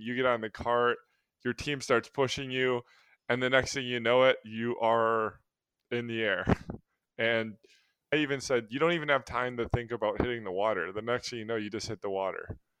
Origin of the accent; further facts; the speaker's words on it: Milwaukee, Wisconsin, United States; we're all from the Milwaukee area